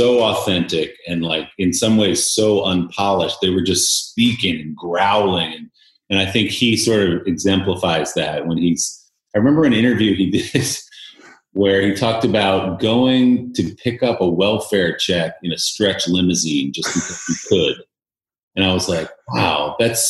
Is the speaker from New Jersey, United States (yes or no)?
yes; New Jersey, United States; I grew up in New Jersey, right outside New York City.